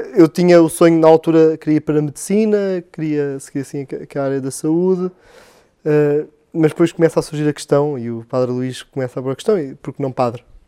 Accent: Belas, Lisbon, Portugal; paróquia de Belas, eh, de onde sou natural

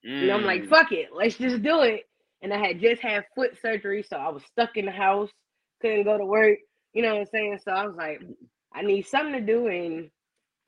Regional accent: New York City, New York, United States; moved away as an adult; also born or lived in Atlanta, Georgia; now in Louisiana, United States; Initially, I'm from Brooklyn, but I lived in Atlanta for 14 years. So I did all my 20s and shit out there.

